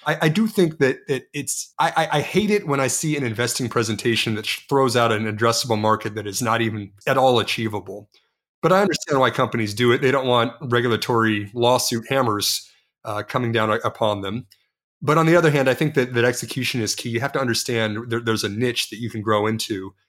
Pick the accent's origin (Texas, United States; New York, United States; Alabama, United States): Texas, United States; I'm from Texas